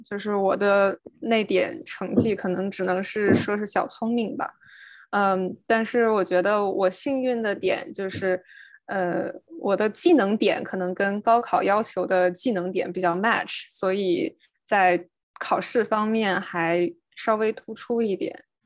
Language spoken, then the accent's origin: Chinese; Beijing, China; 我是北京人，然后一嗯。直是在北京长大。高中是，呃，很有幸入读的我们大家可能都知道的人大附中，然嗯。后从那儿，呃，考上的清华